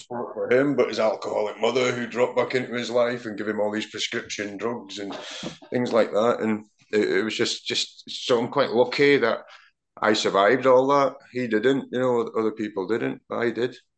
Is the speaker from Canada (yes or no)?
no; Aberdeen, Scotland, United Kingdom; now in Manchester, United Kingdom; growing up in Aberdeen at that time when they dominated pretty much Europe and Scottish football